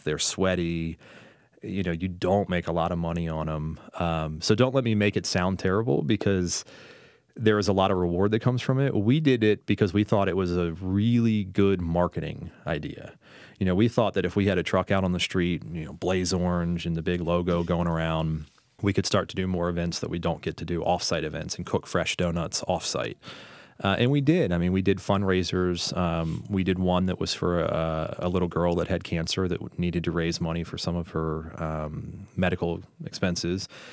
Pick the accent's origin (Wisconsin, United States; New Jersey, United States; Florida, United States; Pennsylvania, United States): Florida, United States; St. Petersburg; now in Richmond, United States; I'm from Saint Pete, Florida